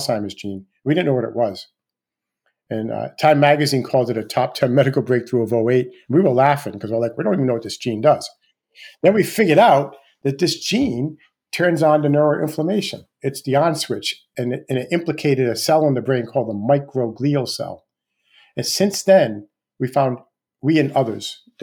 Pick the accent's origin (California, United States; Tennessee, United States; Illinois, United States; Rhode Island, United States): Rhode Island, United States; Rhode Island, my home state